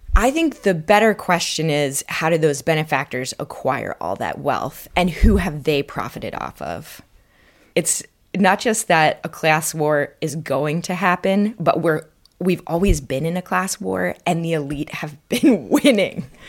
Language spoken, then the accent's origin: English; Vermont, United States; I grew up in Vermont